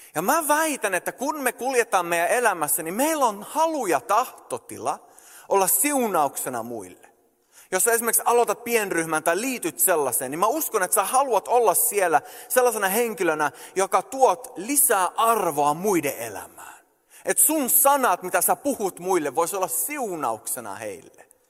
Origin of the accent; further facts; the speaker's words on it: Sweden; moved away as an adult; also born or lived in Canada; mä oon syntynyt ja kasvanut Ruotsissa